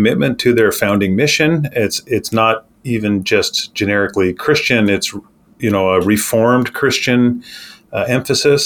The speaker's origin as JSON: {"language": "English", "country": "Canada", "tie": "born or raised there", "moved": "as an adult", "lives_now": "Grand Rapids, United States", "said": "I hail from Canada and grew up and actually had most of my working career in Canada thus far"}